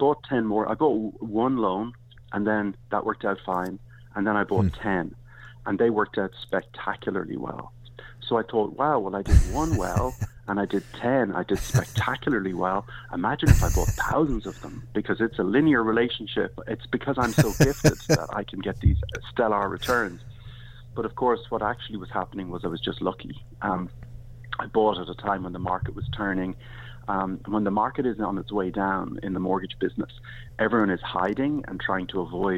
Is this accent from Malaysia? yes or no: no; Ireland; moved away; I'm from Ireland originally